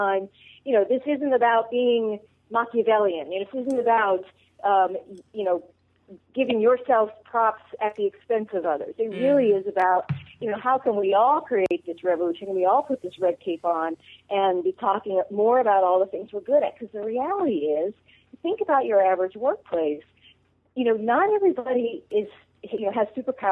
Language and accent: English; the North, United States; now in the South, United States; So I grew up in the North and now live in the South.